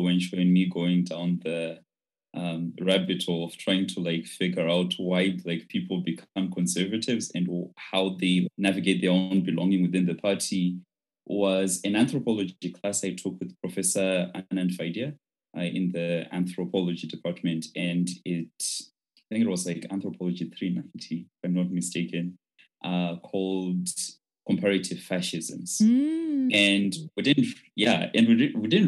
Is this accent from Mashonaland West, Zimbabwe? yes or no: yes; Chegutu, Mashonaland West, Zimbabwe; English is a second language; moved away as an adult; I'm from Chegutu in Zimbabwe.